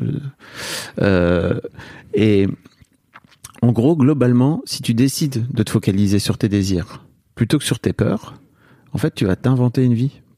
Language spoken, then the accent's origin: French; the North, Hauts-de-France, France; je viens d'une famille du Nord